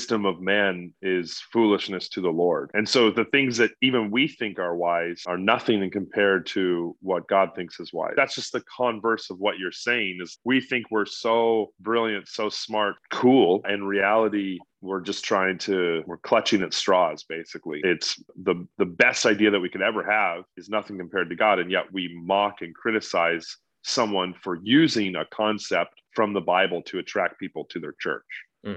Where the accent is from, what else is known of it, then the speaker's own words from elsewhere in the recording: California, United States; I grew up in California